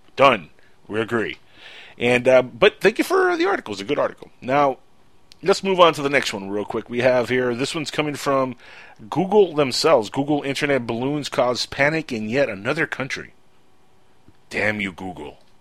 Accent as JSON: {"language": "English", "country": "United States", "said": "I'm an American"}